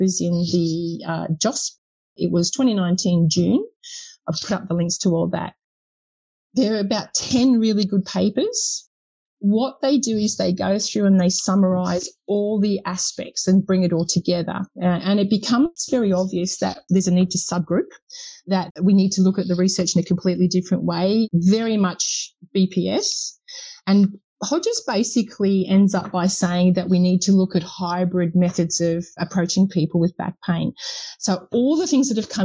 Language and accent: English; United Kingdom; being a Brit